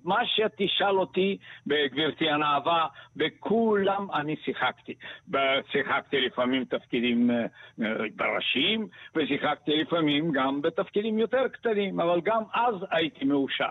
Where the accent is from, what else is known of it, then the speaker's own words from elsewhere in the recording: Bulgaria; first language Bulgarian; Hebrew is a second language; moved away as an adult; also born or lived in Sofia; now in Israel; אני באתי מבולגריה, אני לא הייתי ילד שם, אני הייתי אה, בגיל 20, 21